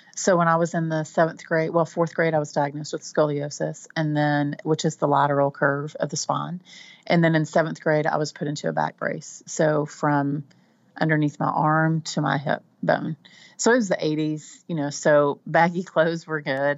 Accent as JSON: {"language": "English", "region": "Texas Panhandle", "country": "United States", "accent": "Texan", "lives_now": "Central Texas, United States", "said": "I'm from the Panhandle, which is the top part of Texas. We tend to be um, a little twangier"}